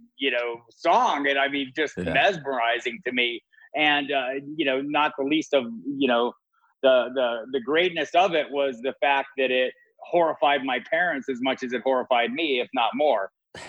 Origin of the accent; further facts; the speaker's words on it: Tucson, Arizona, United States; I was native. I was born in Tucson, Arizona.